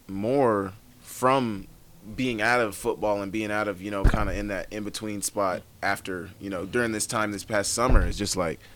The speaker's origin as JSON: {"language": "English", "region": "Oklahoma", "country": "United States", "moved": "yes", "lives_now": "Montana, United States", "said": "I'm from Oklahoma"}